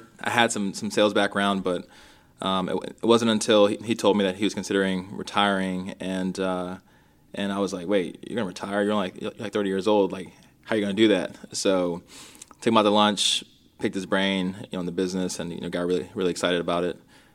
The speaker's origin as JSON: {"language": "English", "town": "Rockville", "region": "Maryland", "country": "United States", "tie": "born or raised there", "also_born_or_lived": "Minneapolis, Minnesota", "said": "I grew up in Rockville, Maryland. We, you know, moved to the East Coast. I was actually born in Minnesota. A lot of folks don't know that, and in Minneapolis, and moved to the East Coast when I was about 2 years old"}